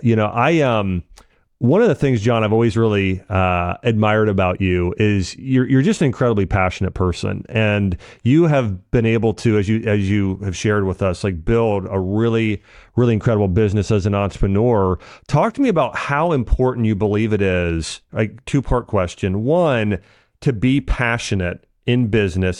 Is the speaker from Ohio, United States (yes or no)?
yes; Ohio, United States; I grew up in Ohio and kind of a a small neighborhood